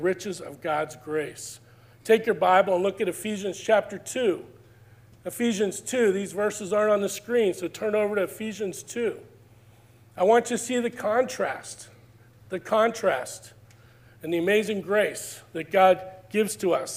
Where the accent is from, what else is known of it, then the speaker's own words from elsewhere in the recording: Pittsburgh, Pennsylvania, United States; I grew up in Pittsburgh